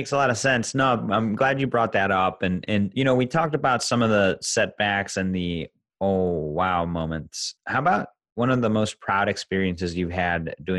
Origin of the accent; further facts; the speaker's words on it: Chicago, Illinois, United States; I'm from Chicago